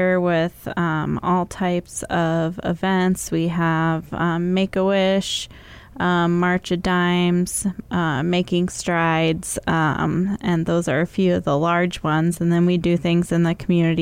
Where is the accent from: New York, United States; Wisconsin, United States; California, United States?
Wisconsin, United States; also born or lived in Indiana; now in Fort Wayne, United States; I was born in Wisconsin. My dad came down to start up Fort Wayne Assembly